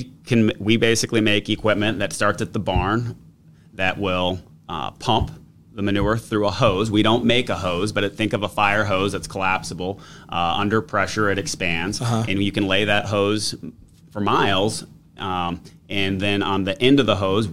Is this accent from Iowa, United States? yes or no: yes; Amana, Iowa, United States; I grew up actually in the Manna Colonies, born and raised in Iowa